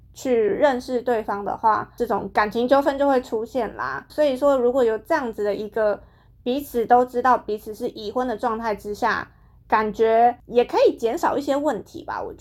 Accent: Taiwan; 日本人他们的脑回路、他们的思想跟一般的华人，像可能像跟我们台湾人比起来，真的是非常不一样。

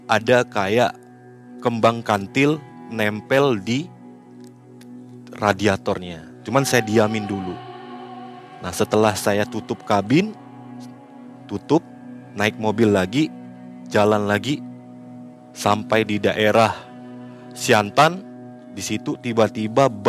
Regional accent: West Kalimantan, Indonesia; Saya bilang kalau kita orang Kalimantan kalau nggak minum air kopi ini, ya kejadiannya seperti ini.

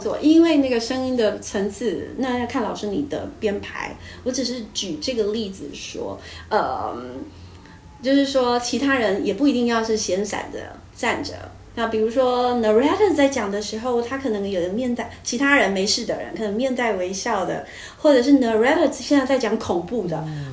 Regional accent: Taiwan; 我们台湾人

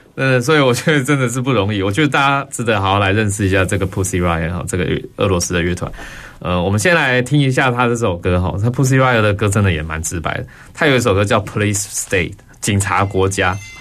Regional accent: Taiwan; 我们台湾人

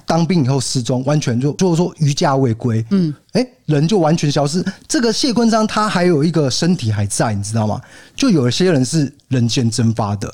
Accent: Kaohsiung, Taiwan; now in Tainan, Taiwan; 我身为一个高雄人，北漂到台南

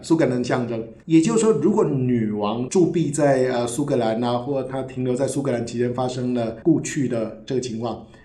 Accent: Taiwan; 对我们台湾人来讲，我们没有王室的传统

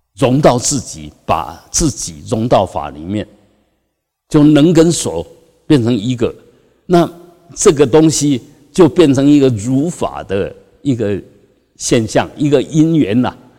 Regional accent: Taiwan; 我们台湾人

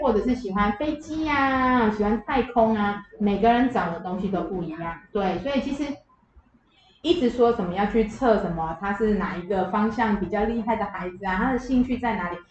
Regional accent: Taiwan; 因为我们是台湾人嘛

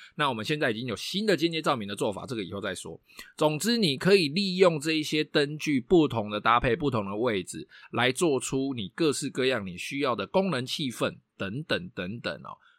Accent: Taiwan; 我们台湾人非常地会比价，然后非常地会，呃，非常地重视 C P 值嘛

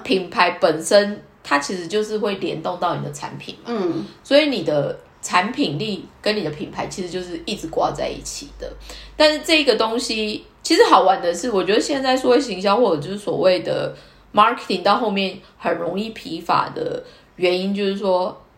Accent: Taiwan; 我是台湾人

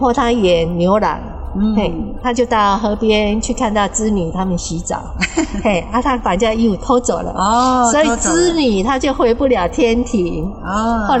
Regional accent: Kaohsiung, Taiwan; 我住高雄。

